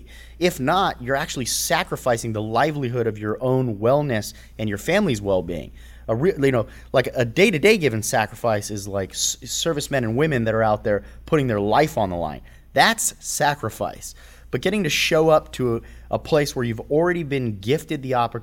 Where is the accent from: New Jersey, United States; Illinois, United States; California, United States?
California, United States; I'd been gone for almost 10 years out of the area. So when I moved back, and plus I was from the Valley, which was 30, 40 minutes away.